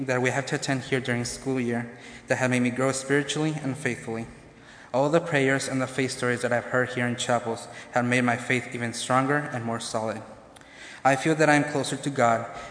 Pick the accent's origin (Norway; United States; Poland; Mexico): Mexico; moved away; I was born and raised in Mexico.